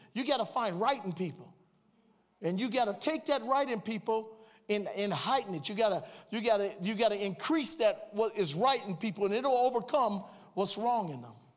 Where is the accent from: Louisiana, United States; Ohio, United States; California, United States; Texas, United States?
Ohio, United States; Cleveland; moved away as an adult; I was born and raised in Cleveland, Ohio